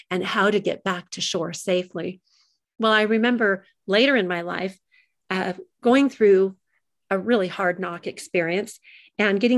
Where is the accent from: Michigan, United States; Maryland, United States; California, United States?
California, United States; also born or lived in Long Beach, United States; But when I was a little girl, I grew up in California, all over the place, because my father was in the military. And while we lived in Long Beach, California